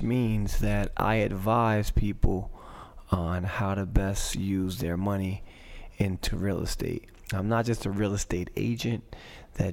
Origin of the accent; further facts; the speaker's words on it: Passaic, New Jersey, United States; I was born in Passaic